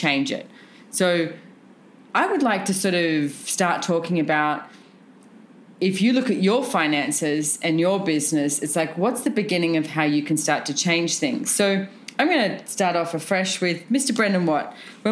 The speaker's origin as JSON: {"language": "English", "country": "Australia", "said": "when we're all Australian, by the way, when we're in Australia"}